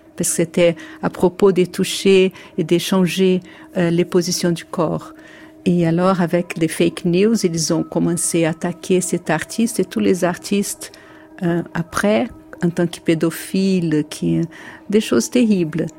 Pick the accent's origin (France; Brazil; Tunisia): Brazil; French is a second language; je viens du Brésil